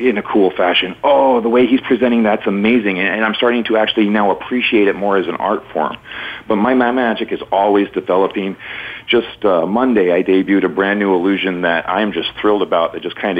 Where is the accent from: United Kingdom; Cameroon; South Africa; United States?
United States; Missoula, Montana; moved away as an adult; now in Riverside, United States; being born and raised in Missoula, Montana